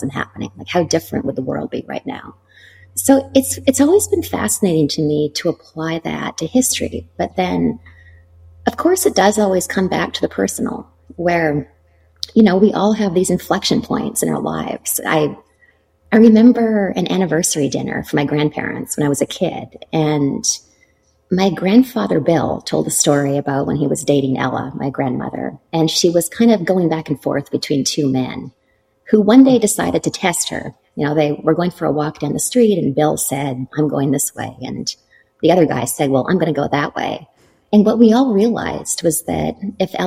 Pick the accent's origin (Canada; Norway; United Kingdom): Canada; moved away as an adult; also born or lived in Toronto, Canada; now in New York City, United States; I'm from Canada and I trained in contemporary dance.